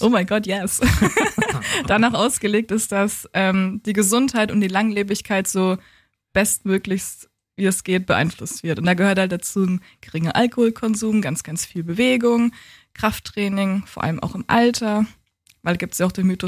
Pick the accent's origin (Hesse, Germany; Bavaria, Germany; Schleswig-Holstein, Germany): Bavaria, Germany; Coburg; moved away as an adult; also born or lived in Hamburg; now in Berlin, Germany; ich bin in Coburg aufgewachsen und geboren, bin dann 2012 nach Hamburg gegangen zum Studieren und 2015 nach Berlin